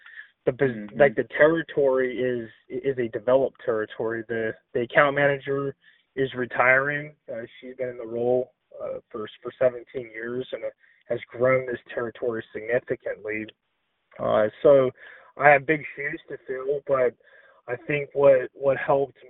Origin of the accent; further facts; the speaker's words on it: Northern Nevada, United States; moved away as an adult; also born or lived in Pacific Northwest; we're both originally from Northern Nevada.